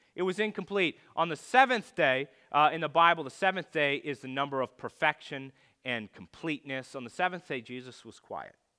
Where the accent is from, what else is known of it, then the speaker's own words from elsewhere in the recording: California, United States; I lived in California